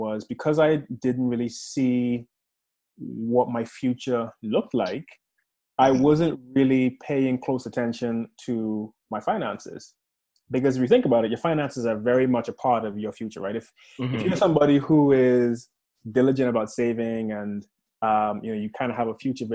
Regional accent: Bahamas; moved away as an adult; also born or lived in Chicago, United States; now in United Kingdom; I was born in the Bahamas, mm-hmm. Born and raised there

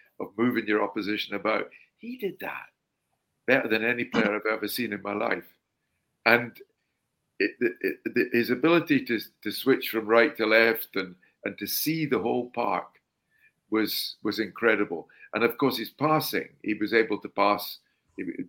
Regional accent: Scotland, United Kingdom; When I was a boy growing up in Scotland

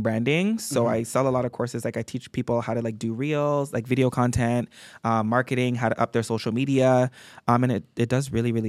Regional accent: Toronto, Ontario, Canada; I'm from Toronto at all.

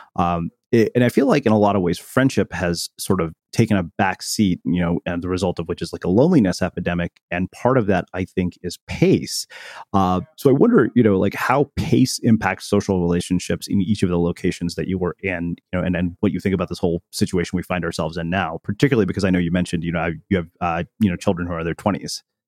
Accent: Texas, United States; I, I grew up in Texas as well

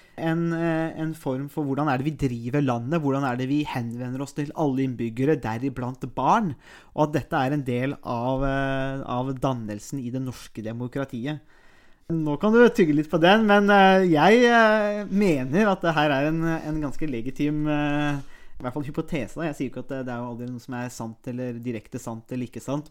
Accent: Nesbyen, Buskerud, Norway; also born or lived in Råde; now in Halden, Norway; jeg har ikke reist hjem til Nesbyen. Og Nesbyen er jo Hallingdal

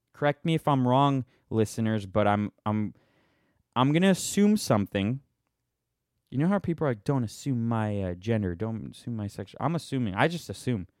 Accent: Boston, Massachusetts, United States; I'm from Boston

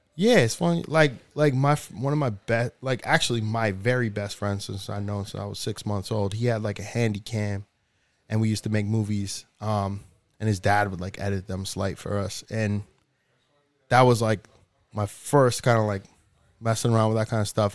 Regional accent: New Hampshire, United States; moved away; also born or lived in Dominican Republic; I grew up in New Hampshire

